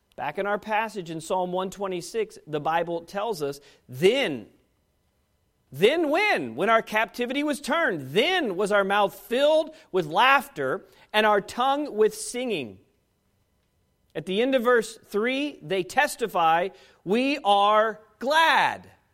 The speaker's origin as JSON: {"language": "English", "country": "United States"}